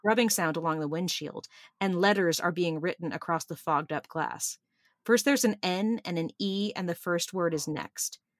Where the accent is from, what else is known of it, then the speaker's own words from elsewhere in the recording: Burbank, California, United States; I grew up in Burbank and Griffith Park